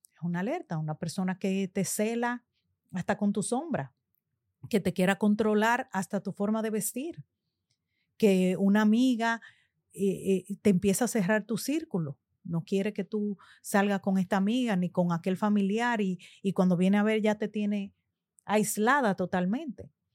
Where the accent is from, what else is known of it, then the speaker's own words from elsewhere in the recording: Dominican Republic; siendo República Dominicana, nuestro país natal